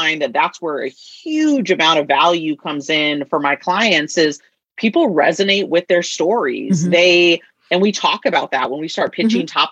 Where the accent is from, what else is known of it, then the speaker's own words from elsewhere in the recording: the Northwest, Pacific Northwest, United States; I'm from the Northwest